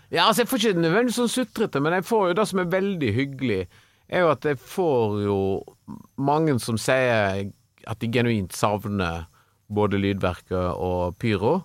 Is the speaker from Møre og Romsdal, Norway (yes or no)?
no; Stord, Vestland, Norway; mine barndomskompiser på Stord, der jeg vokste opp